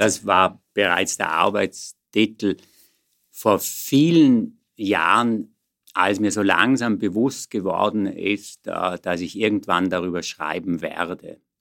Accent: Vorarlberg, Austria; moved away as an adult; also born or lived in Vienna; ich bin geborener Vorarlberger, und dann hier in Wien studierend

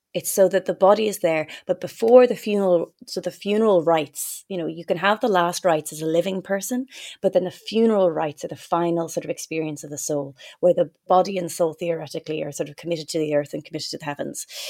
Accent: Ireland; moved away; growing up in Ireland with, with that faith

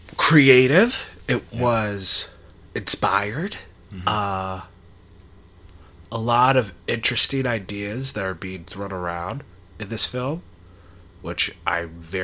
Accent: Canada; I'm from Canada.

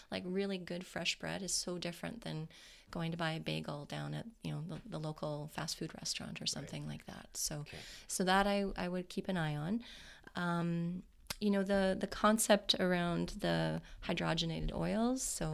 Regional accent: Canada; we're Canadian.

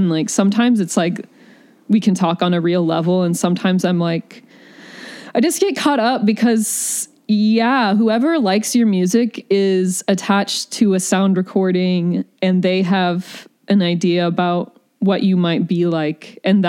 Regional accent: the South, United States; I think that has to do with growing up in the South, in the sunshine, where there's wide open spaces and nature.

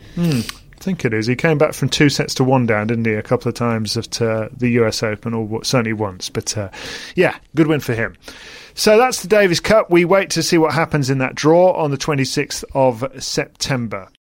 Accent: United Kingdom; as British people

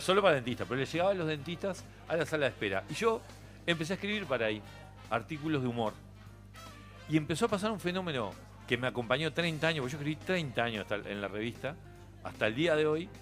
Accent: Montevideo, Uruguay; moved away as an adult; also born or lived in Spain; la calle Suecia, donde yo nací

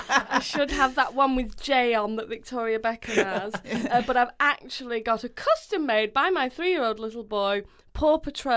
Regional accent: Manchester, North West England, United Kingdom; born or raised there

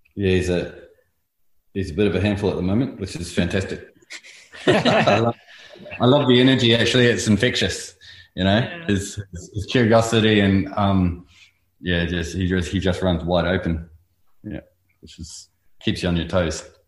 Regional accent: North Island, New Zealand; moved away as an adult; also born or lived in Invercargill, New Zealand; now in Australia; we moved up to the North Island where I went to school and lived over there for a long time until I came over on a surf trip

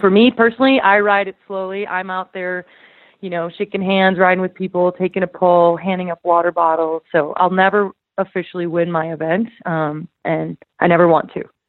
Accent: Idaho, United States; my hometown

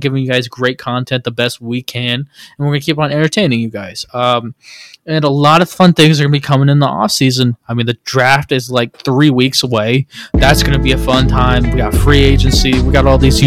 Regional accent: Cleveland, Ohio, United States; we're from Cleveland

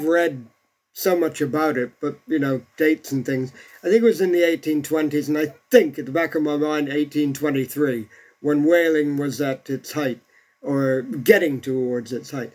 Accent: Bermuda; I come from a place that was actually began life as a settlement of castaways.

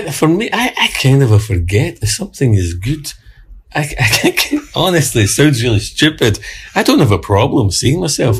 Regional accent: Glasgow, Scotland, United Kingdom; I was brought up in a in the East End of Glasgow in a working class uh, housing estate

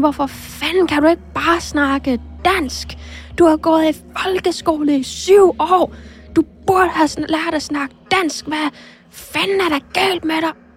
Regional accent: Greenland; first language Greenlandic; Danish is a second language

